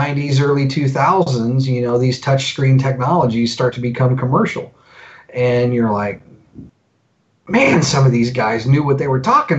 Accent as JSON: {"language": "English", "region": "Indiana", "country": "United States", "tie": "born or raised there", "also_born_or_lived": "Colorado / Alabama", "moved": "yes", "said": "So I was born in Colorado. We moved to Indiana when I was a little kid."}